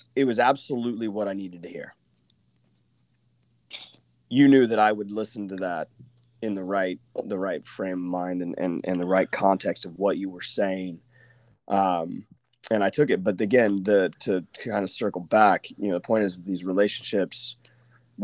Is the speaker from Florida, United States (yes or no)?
no; Oklahoma, United States; moved away as an adult; I'm from Oklahoma